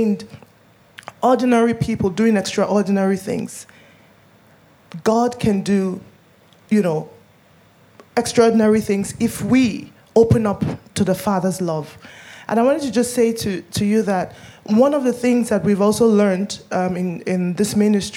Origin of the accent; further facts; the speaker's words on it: Nigeria; I'm Nigerian